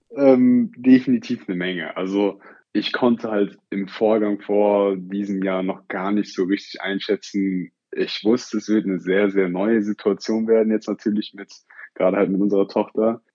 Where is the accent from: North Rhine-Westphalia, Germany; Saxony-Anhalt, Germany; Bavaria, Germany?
North Rhine-Westphalia, Germany; Oberhausen; einen sogenannten Schulwettlauf bei uns in Oberhausen